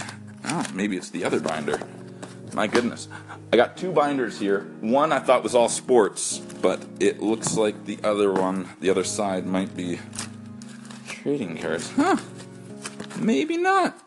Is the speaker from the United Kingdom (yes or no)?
no; Canada; As a Canadian